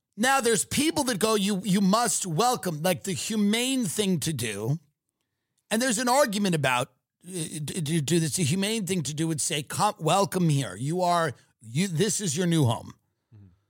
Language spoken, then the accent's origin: English; New York City, New York, United States; I come from New York City.